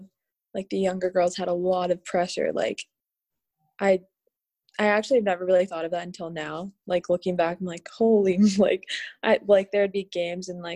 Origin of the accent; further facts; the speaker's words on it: Southern California, United States; moved away as an adult; now in Mexico; I grew up in Southern California